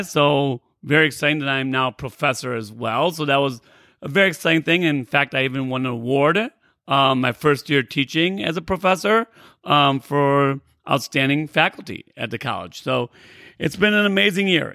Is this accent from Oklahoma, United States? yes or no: no; Rockford, Illinois, United States; also born or lived in Naperville, Illinois; I grew up in Rockford, Illinois. Uh, I live in Naperville now, and I grew up in Rockford, Illinois, about an hour and a half away